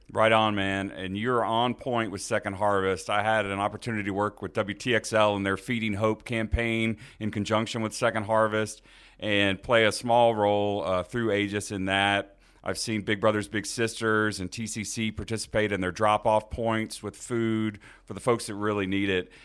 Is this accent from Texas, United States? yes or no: yes; Houston, Texas, United States; I was born in Houston, Texas